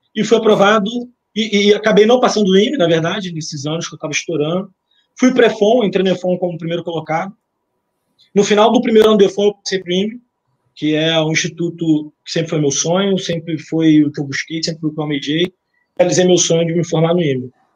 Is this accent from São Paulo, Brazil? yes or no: no; Nova Iguaçu, Rio de Janeiro, Brazil; Eu sou oriundo de Nova Iguaçu